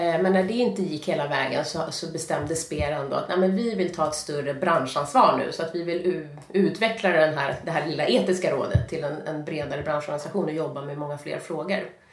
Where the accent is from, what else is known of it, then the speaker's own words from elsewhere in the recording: Stockholm, Stockholm County, Sweden; jag kommer från Stockholm och jag mm. har egentligen eh, alltid bott i Stockholm.